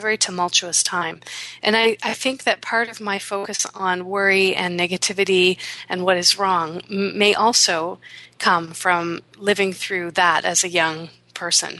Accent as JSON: {"language": "English", "country": "Canada", "tie": "born or raised there", "said": "my parents were born in India, and then they came to Canada, and I was born here"}